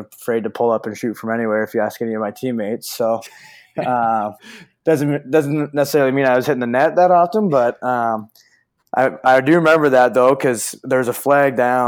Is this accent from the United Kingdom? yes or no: no; Canada; a Canadian guy